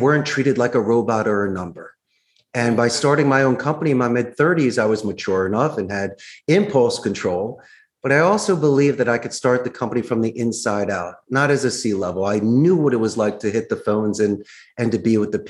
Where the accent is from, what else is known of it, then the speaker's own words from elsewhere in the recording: Willow Grove, Pennsylvania, United States; moved away as an adult; now in Costa Rica; I ran around Jacob County, Willow Grove. That was my stomping grounds.